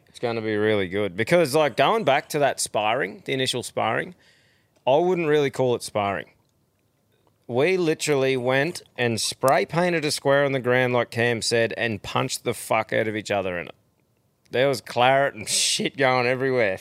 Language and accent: English; Australia; being Australian